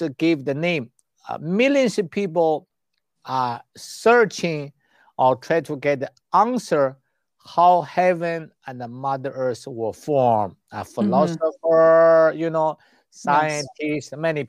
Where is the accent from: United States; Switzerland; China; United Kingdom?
China; moved away; I came from China